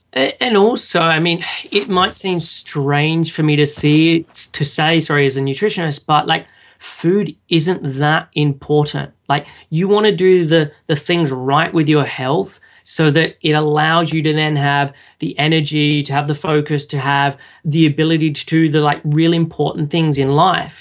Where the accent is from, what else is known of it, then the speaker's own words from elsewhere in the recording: Sydney, New South Wales, Australia; moved away as an adult; now in London, United Kingdom; I was originally from Sydney in Australia and moved over to London